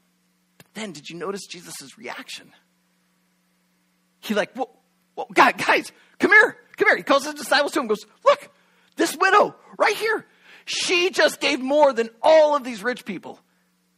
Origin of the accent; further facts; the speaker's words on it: Shenandoah, Iowa, United States; moved away as an adult; also born or lived in Venezuela; a few churches back in my hometown of Shenandoah, Iowa